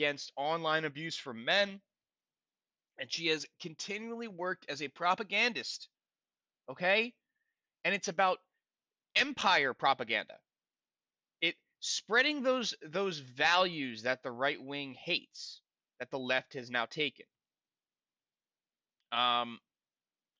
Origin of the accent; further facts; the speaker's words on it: United States; I'm an American